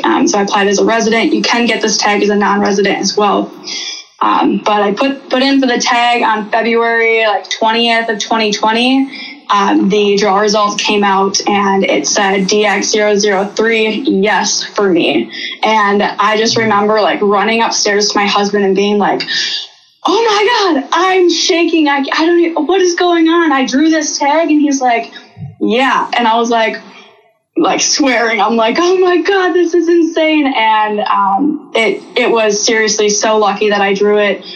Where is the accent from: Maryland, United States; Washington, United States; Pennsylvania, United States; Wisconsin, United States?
Wisconsin, United States; moved away as an adult; also born or lived in Southeast Alaska; I grew up in Wisconsin.